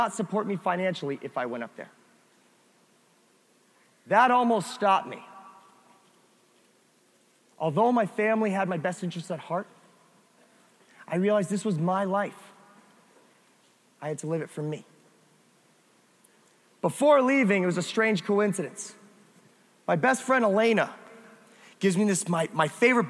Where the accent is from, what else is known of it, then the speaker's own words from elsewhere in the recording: near Springfield, Massachusetts, United States; moved away; I grew up next to Springfield, Massachusetts